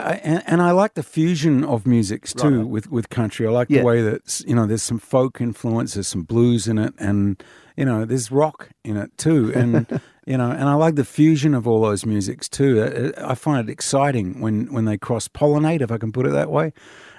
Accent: Cottesloe, Western Australia, Australia; born there; Well, I was born on Cottesloe Beach at the old women's hospital there.

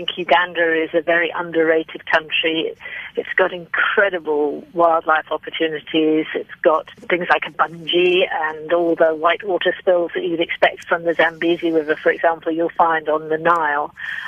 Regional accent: United Kingdom; moved away as an adult; now in South Africa; I'm actually British, and I came to South Africa 18 years ago

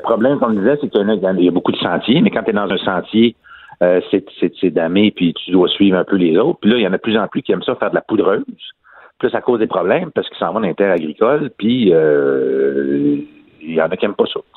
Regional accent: Trois-Rivières, Quebec, Canada; je viens de Trois-Rivières

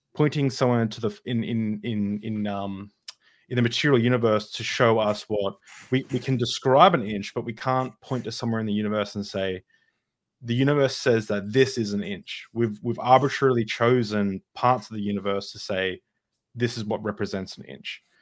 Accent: Australia; as an Australian

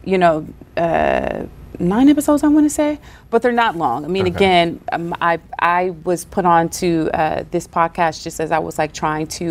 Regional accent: the South, United States; accent: Southern; I'm from the South, I got this accent

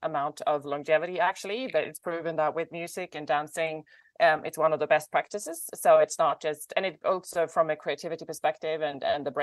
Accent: northern Sweden, Sweden; now in Los Angeles, United States; I was born in the north of Sweden

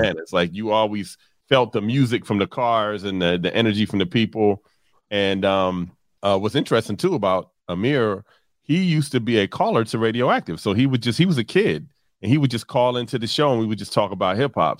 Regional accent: Philadelphia, Pennsylvania, United States; we are both from Germantown and Germantown section of Philadelphia

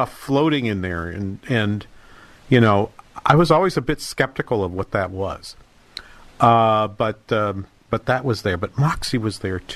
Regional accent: Manchester, New Hampshire, United States; Manchester in New Hampshire, the major city in my hometown

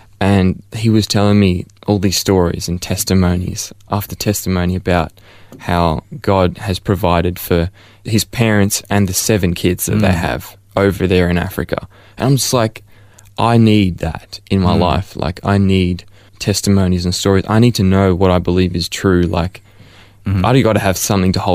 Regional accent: Melbourne, Victoria, Australia; I was born here in Ferntree Gully, close by, in Upper Ferntree Gully at the Angles. And so I've been born and raised as a Melbourneite for my whole life

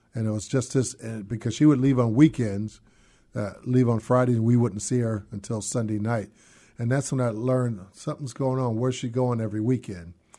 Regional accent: San Francisco, California, United States; moved away as an adult; now in Seattle, United States; was born and raised in San Francisco

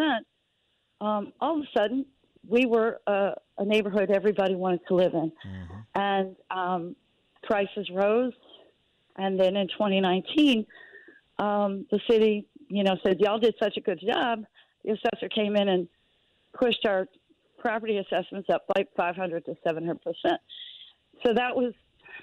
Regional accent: New Orleans, Louisiana, United States; native New Orleanian, I grew up in the French Quarter

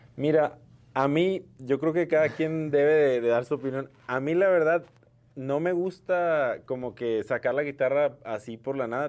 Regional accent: Mexico; somos mexicanos

